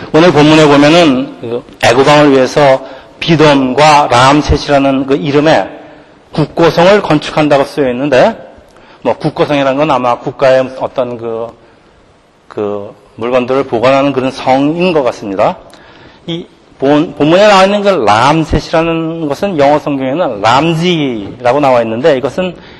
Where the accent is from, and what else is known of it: South Korea; now in United States